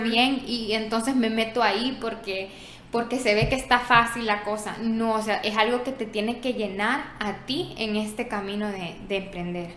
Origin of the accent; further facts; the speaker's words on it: San Miguel, El Salvador; Yo soy de San Miguel